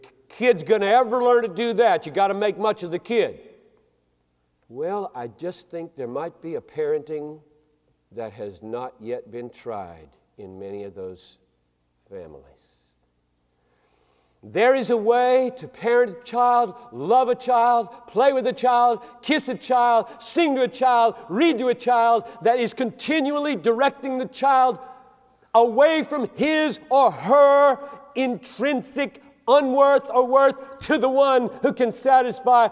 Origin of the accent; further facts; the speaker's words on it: Greenville, South Carolina, United States; moved away; I grew up in Greenville, South Carolina in the 50s and 60s